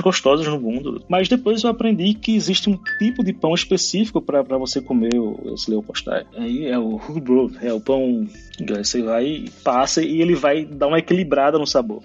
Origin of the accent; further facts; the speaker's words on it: Recife, Pernambuco, Brazil; moved away as an adult; also born or lived in Rio de Janeiro; now in Copenhagen, Denmark; Eu sou de Recife, capital de Pernambuco